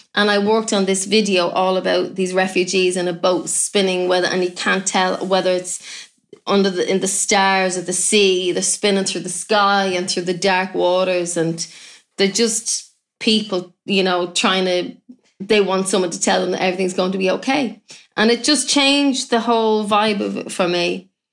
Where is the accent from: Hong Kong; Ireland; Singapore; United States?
Ireland; I'm, I'm Irish